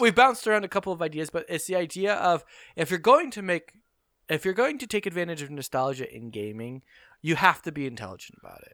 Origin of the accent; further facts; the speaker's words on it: Canada; being a Canadian